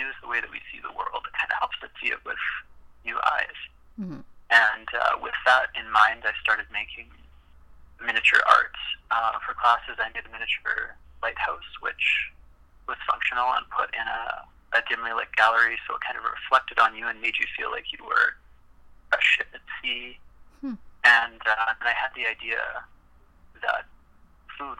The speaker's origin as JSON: {"language": "English", "town": "Regina", "region": "Saskatchewan", "country": "Canada", "tie": "born or raised there", "also_born_or_lived": "Calgary, Alberta", "moved": "as an adult", "said": "I was born and raised in Regina, Saskatchewan, and moved to Calgary, Alberta, to attend university"}